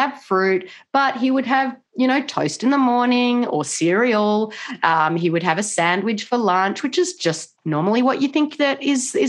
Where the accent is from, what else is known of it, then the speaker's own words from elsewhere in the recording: Australia; now in Washington State, United States; I'm not originally from America. I'm from Australia, but I do live in Washington State